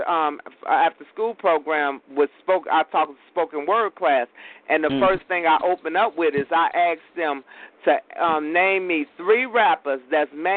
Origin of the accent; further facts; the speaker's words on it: Chicago, Illinois, United States; I grew up battling and riding. I'm from Chicago, riding on the L's